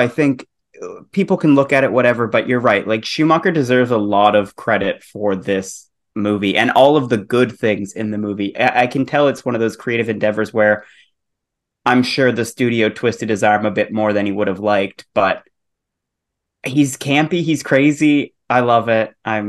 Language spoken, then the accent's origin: English; Canada; Yes. We did have a Toys R Us. I don't know if we had one then. I remember always picking them up at, like, we had a Canadian version of Target basically called Zellers.